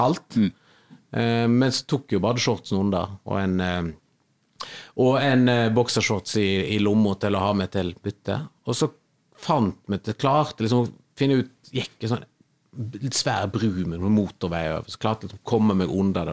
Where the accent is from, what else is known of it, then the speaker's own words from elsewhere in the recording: Western Norway, Norway; moved away; also born or lived in Kvinnherad / Oslo; for meg som vestlending